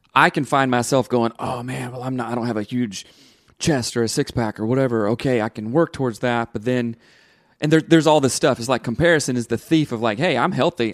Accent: the South, United States; growing up in the South, it's very rigid and very black and white

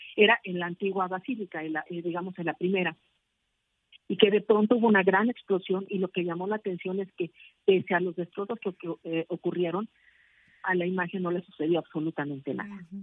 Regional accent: Mexico; Para nosotros como mexicanos

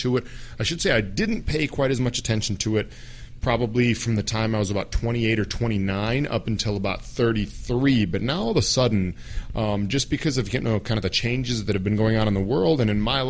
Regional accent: Minnesota, United States; also born or lived in Middle East; I am a guy from Minnesota

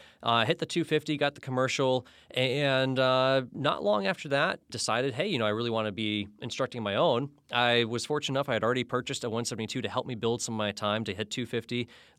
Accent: Florida, United States; now in Alaska, United States; I grew up in Florida, and that is why I still wear so many layers, although I technically live in Alaska now.

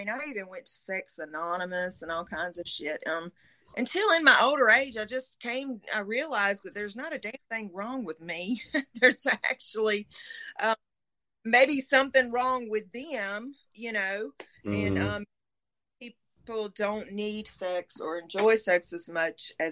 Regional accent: Middle Georgia, United States; accent: Southern; now in South Georgia, United States; I'm from Middle Georgia. I live in South Georgia now

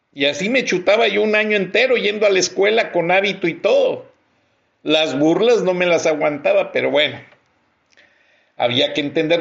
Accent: Mexico; he sido editor en jefe de tres diarios en mi país, El Centro, Contacto de León

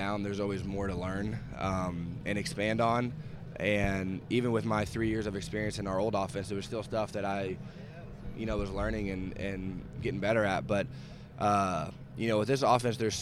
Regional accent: Kansas City, Missouri, United States; here I am from Kansas City, Missouri

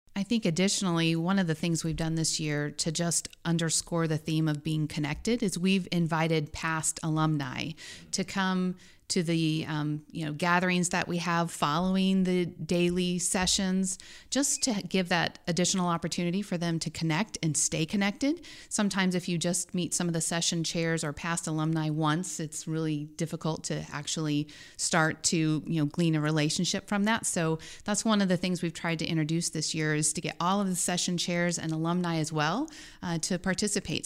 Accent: Dodge City, Kansas, United States; moved away as an adult; also born or lived in Denver, Colorado; now in Columbia, United States; I grew up in Dodge City, western Kansas

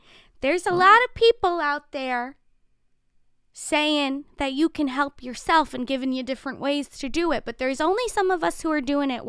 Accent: Calabasas, California, United States; I was born and raised in Calabasas, California.

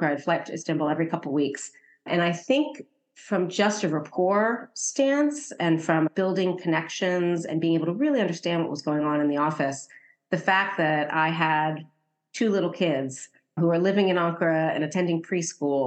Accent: United States; moved away as an adult; also born or lived in Turkey

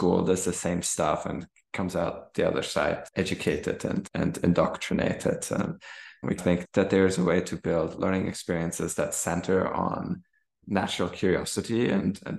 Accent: Germany; English is a second language; moved away as an adult; also born or lived in Stanford, United States / Kenya; learning to read in English growing up in Germany

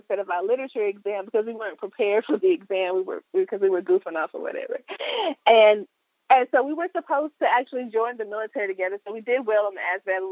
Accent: Chadbourn, North Carolina, United States; moved away as an adult; also born or lived in Raleigh, North Carolina; now in Texas, United States; I'm from Chapman, North Carolina.

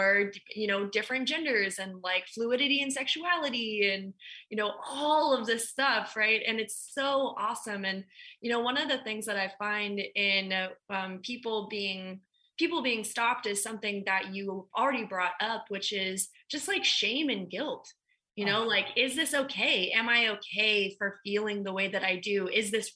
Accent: Midwest, United States; I'm from the Midwest. And so I also grew up in a similar situation

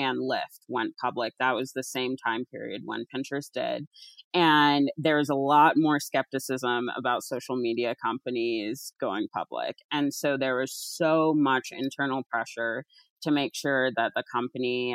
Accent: Alaska, United States; moved away; also born or lived in East Coast, United States / California; I grew up in Alaska, but lived for a long time on the East Coast

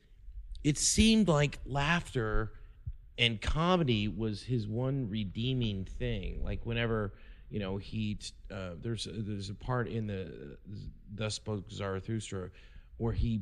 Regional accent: Kansas City, Missouri, United States; also born or lived in Seattle; I'm from Kansas City. I've never felt at home here.

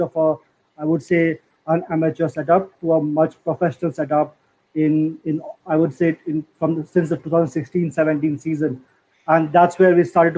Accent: India; I'm from India

